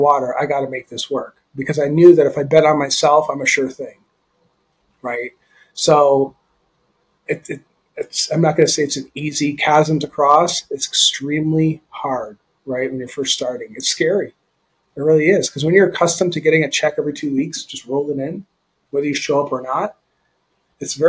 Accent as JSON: {"language": "English", "country": "Canada", "tie": "born or raised there", "said": "I grew up in Canada"}